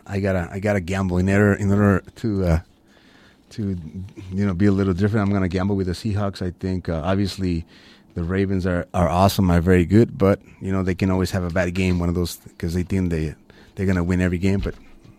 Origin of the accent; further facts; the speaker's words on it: Texas, United States; I'm a Texan kid